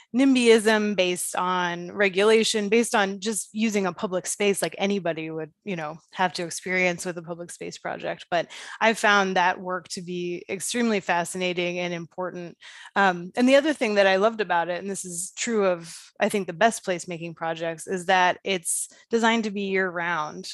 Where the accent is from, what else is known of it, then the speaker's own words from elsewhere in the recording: Dayton, Ohio, United States; moved away; My hometown of Dayton, Ohio, which I am sorry to say is not a Main Street community